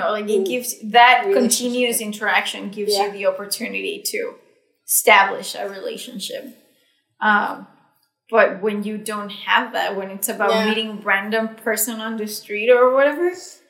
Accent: Mexico; moved away as an adult; now in Canada; we come from Mexico where we already have friends that we've known for years.

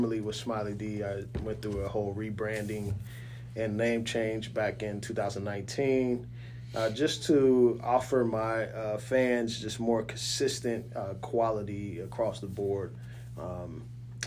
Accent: Oklahoma City, Oklahoma, United States; also born or lived in Kitsap County, Washington; now in Washington, United States; We're originally from Oklahoma City, but I live in, you know, Washington

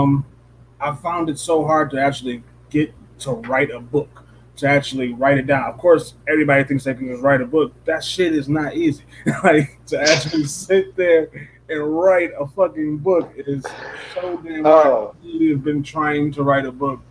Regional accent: Detroit, Michigan, United States; also born or lived in Belleville, Michigan; I grew up in fucking Detroit, Michigan. And then when I moved from Detroit, Michigan out to Belleville

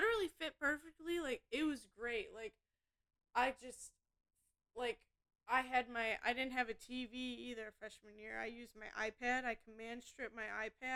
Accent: Indiana, United States; also born or lived in Michigan; I'm from Indiana, and, like, I don't know if, like, I just live in, like, too small of a town

